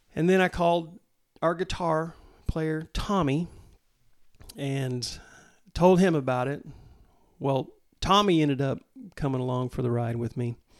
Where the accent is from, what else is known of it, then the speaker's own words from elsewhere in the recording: Mulvane, Kansas, United States; grew up down in Mulvane, Kansas